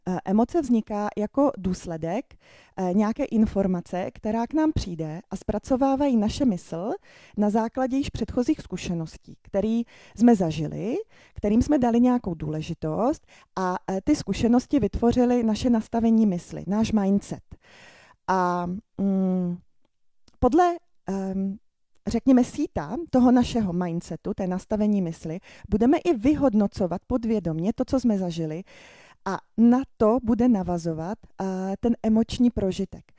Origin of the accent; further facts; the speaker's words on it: Ostrava, Moravian-Silesian Region, Czechia; jsem z Ostravy, mám to v krvi